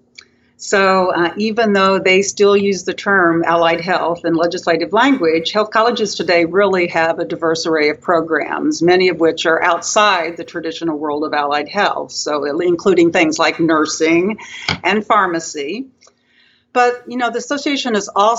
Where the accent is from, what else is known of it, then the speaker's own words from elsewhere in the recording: Kansas, United States; now in Arkansas, United States; I grew up in Kansas, so I'm actually closer to the Midwest